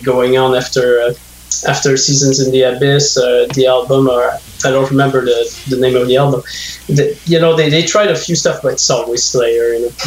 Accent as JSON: {"language": "English", "area": "north of Montreal", "region": "Quebec", "country": "Canada", "tie": "born or raised there", "second_language": "English", "lives_now": "Montreal, Canada", "said": "I'm in Montreal right now, but I grew up north of Montreal, and in the 80s when there was like no English speaking where I grew up"}